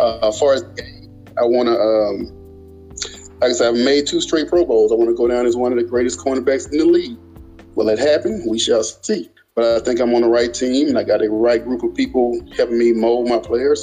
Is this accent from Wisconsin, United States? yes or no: no; Birmingham, Alabama, United States; Birmingham, Alabama.